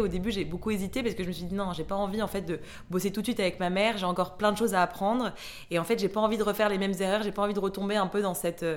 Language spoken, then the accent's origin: French; Mexico; moved away; j'ai grandi au Mexique